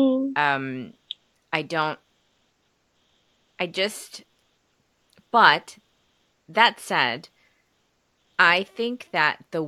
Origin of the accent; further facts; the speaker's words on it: United States; I was born and raised in the United States, everybody in my house spoke Korean